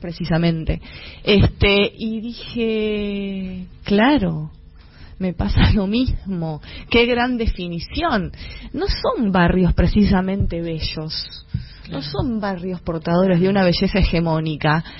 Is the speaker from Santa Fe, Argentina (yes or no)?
no; Avellaneda, Buenos Aires Province, Argentina; soy de Avellaneda, de Sarandí más precisamente